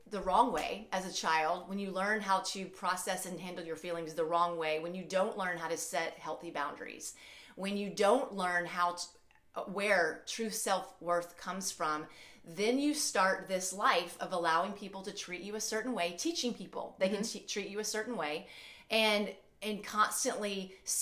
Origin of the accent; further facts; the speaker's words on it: Alabama, United States; moved away as an adult; also born or lived in St. Louis area; now in St. Louis, United States; I'm originally from Alabama, but I live in the St. Louis area